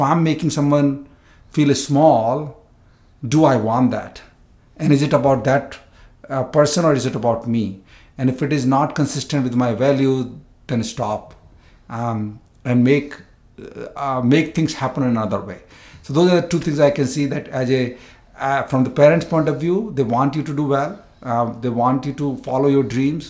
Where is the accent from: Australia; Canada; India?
India; moved away as an adult; I came from India first time here in 1999. So I'm first generation immigrant also too